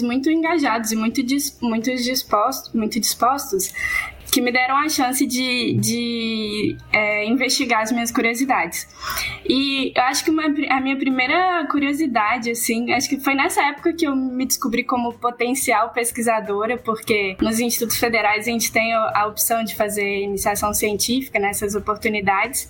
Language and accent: Portuguese; Barbacena, Minas Gerais, Brazil; Eu sou do interior de Minas Gerais, é, de uma cidade chamada Barbacena